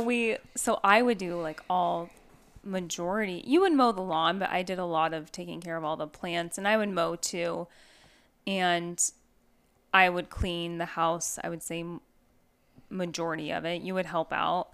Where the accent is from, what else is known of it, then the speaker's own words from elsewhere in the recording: Northwest, United States; now in Arizona, United States; I'm from the Northwest